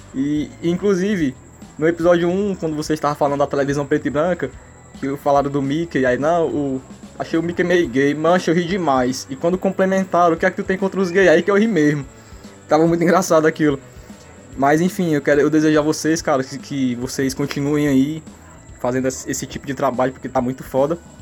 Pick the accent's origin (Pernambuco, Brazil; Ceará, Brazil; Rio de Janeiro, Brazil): Ceará, Brazil; Fortaleza; eu também sou de Fortaleza